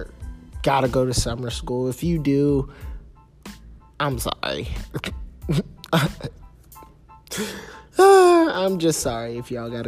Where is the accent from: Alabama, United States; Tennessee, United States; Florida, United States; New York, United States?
Florida, United States; Gainesville; I'm from Gainesville